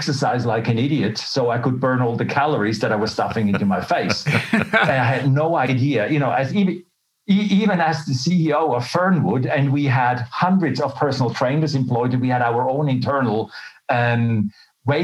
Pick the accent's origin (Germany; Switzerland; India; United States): Switzerland; moved away as an adult; also born or lived in Melbourne, Australia; now in Australia; But I was born and raised in Switzerland. And then as a young adult, I left for Australia.